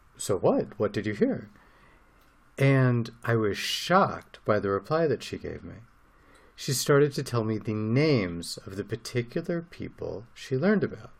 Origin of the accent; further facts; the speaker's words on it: United States; now in Israel; growing up as an American